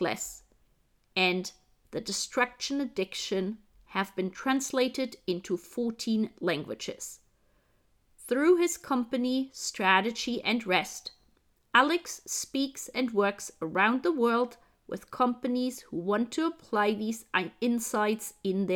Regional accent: Germany; Being German

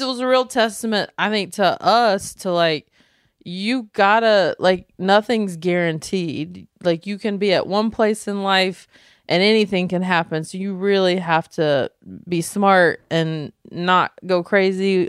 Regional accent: Belmont, North Carolina, United States; moved away; we're from North Carolina, from a small town called Belmont

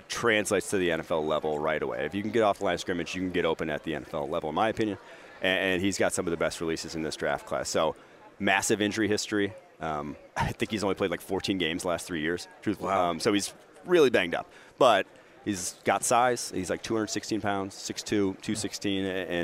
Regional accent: Champaign, Illinois, United States; also born or lived in Milwaukee, Wisconsin; Grew up in Champaign, Illinois

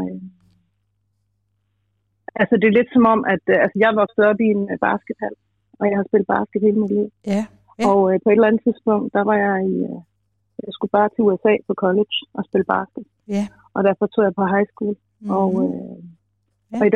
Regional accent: Aarhus, Central Denmark Region, Denmark; moved away; also born or lived in Copenhagen; Jeg kommer fra Aarhus

